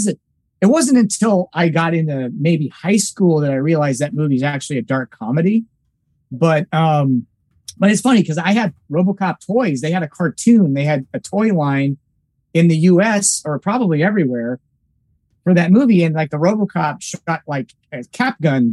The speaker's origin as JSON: {"language": "English", "region": "Nebraska", "country": "United States", "tie": "born or raised there", "said": "I grew up in a small town in Nebraska"}